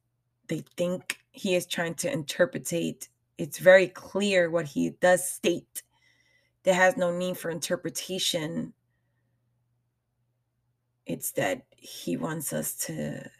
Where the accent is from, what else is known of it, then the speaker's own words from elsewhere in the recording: New York, United States; I am a New Yorker at heart.